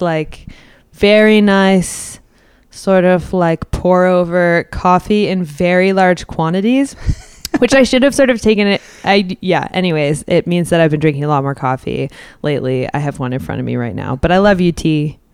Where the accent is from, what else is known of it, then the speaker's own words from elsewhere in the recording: Edmonton, Alberta, Canada; born and raised in Edmonton